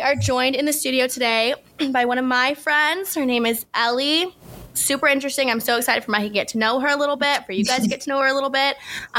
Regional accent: California, United States; also born or lived in Alabama; we're from California

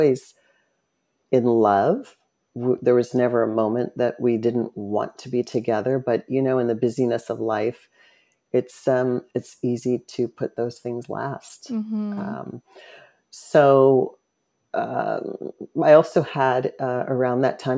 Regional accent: Phoenix, Arizona, United States; I was born in Phoenix, Arizona, and lived with a single mom, a couple of sisters

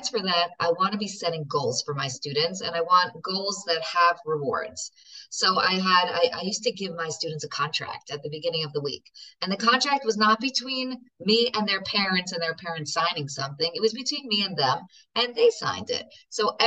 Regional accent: United States; I'm such an American

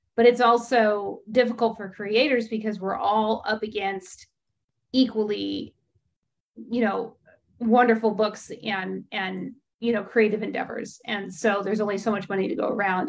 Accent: California, United States; a Californian

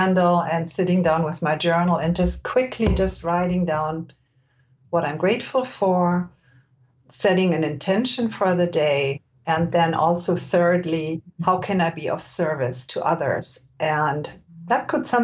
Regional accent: Germany; moved away as an adult; now in California, United States; I was born and raised in Germany, where people are not necessarily gentle with themselves.

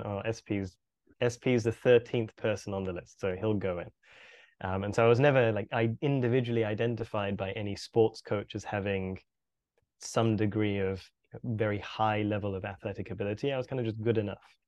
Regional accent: Birmingham, West Midlands, United Kingdom; I was born and bred in the U K, grew up in a, in a city called Birmingham

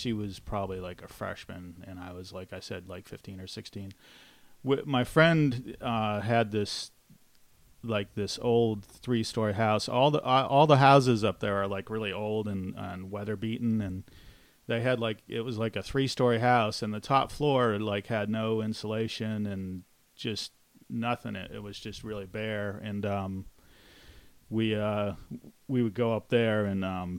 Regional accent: California, United States; I'm from California.

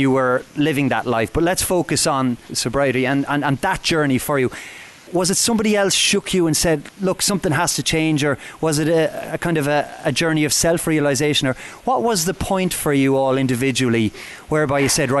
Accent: Ireland; as somebody who obviously grew up in Ireland as well

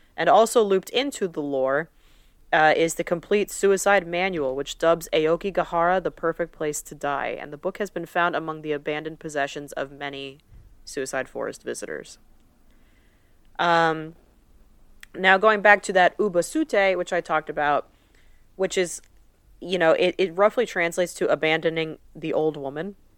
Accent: United States; We're two American girls

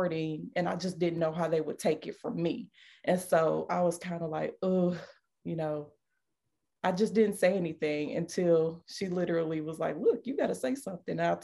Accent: Detroit, Michigan, United States; moved away; I'm just from Detroit.

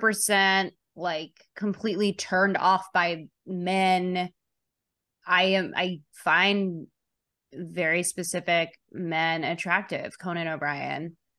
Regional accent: Chicago, Illinois, United States; I grew up in Chicago, very liberal family

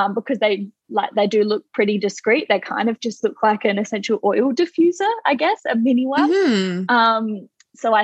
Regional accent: Australia

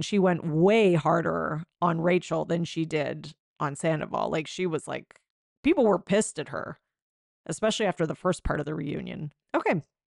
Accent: Canada; I'm Canadian, um, and I don't live in Quebec

